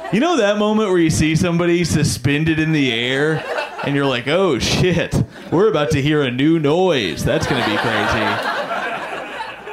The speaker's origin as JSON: {"language": "English", "region": "Indiana", "country": "United States", "moved": "yes", "lives_now": "New York, United States", "said": "I'm from Indiana originally"}